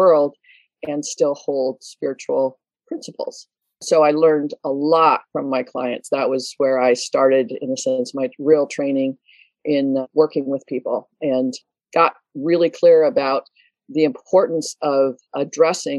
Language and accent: English; Detroit, Michigan, United States; moved away; also born or lived in Canada / Nova Scotia; I was born in Detroit, and it was the United States, I lived in Canada for about 20 years